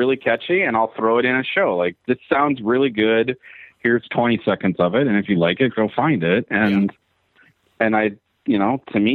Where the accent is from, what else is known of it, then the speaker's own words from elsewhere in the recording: Milwaukee, Wisconsin, United States; I grew up in Milwaukee, which is a metal town.